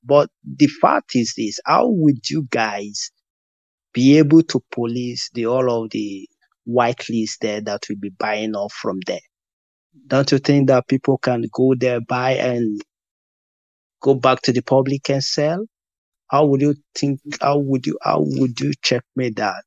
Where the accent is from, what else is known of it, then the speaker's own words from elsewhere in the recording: Nigeria; being a Nigerian